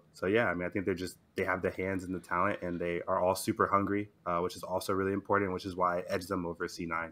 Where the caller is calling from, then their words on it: Houston, Texas, United States; Houston, Texas.